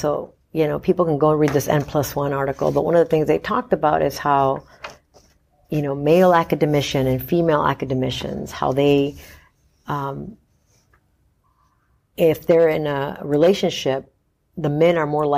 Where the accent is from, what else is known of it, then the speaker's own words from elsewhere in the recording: Los Angeles, California, United States; moved away as an adult; also born or lived in Mexico / New Hampshire / Georgia; I'm from Mexico originally, but I grew up mm-hmm. in Los Angeles